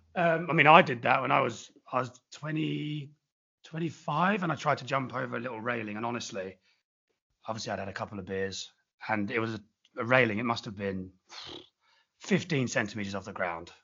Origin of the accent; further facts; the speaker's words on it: England, United Kingdom; moved away as an adult; also born or lived in Australia; now in Sydney, Australia; me being English, being over in Australia, being an expat.